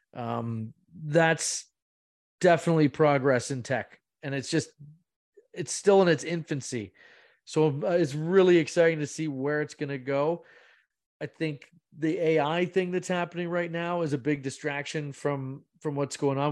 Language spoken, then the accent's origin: English; Bracebridge, Ontario, Canada; I'm from Bracebridge, I'm from Muskoka